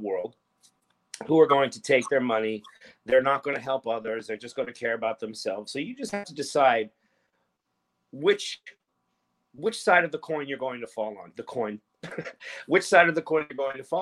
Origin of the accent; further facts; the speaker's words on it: Philadelphia, Pennsylvania, United States; moved away as an adult; also born or lived in New York City, United States; now in Los Angeles, United States; I grew up on the East Coast, and I moved down here to Los Angeles from Philadelphia